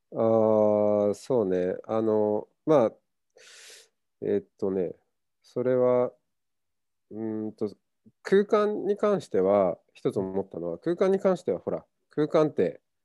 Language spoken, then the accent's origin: Japanese; Hokkaido, Japan; moved away as an adult; also born or lived in Tokyo; now in Kyoto, Japan; 僕は北海道出身です。うん、まあふるさと、うん、まあ、えーと、生まれてから18歳まで北海道だったんで